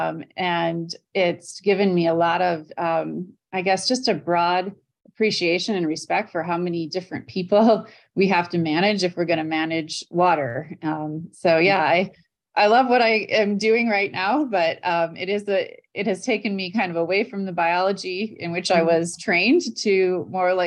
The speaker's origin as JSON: {"language": "English", "region": "Wisconsin", "country": "United States", "tie": "born or raised there", "moved": "yes", "lives_now": "Indiana, United States", "said": "I grew up in Wisconsin, kind of jumping around on the lakes and wetlands up there"}